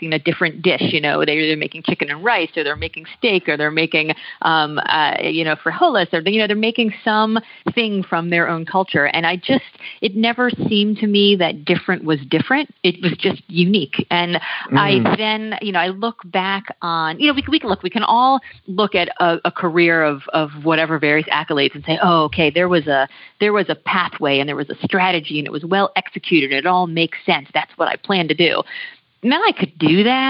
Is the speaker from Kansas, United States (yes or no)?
no; Miami, Florida, United States; moved away as an adult; also born or lived in New York City / Texas; I was born in New York City and grew up in Miami